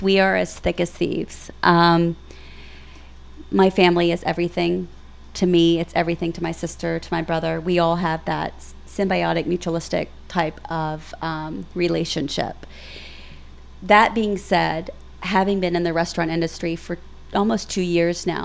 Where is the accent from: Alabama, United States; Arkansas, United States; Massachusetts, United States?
Arkansas, United States; Pine Bluff; now in Little Rock, United States; We're all from Pine Bluff, but we live here. We live here now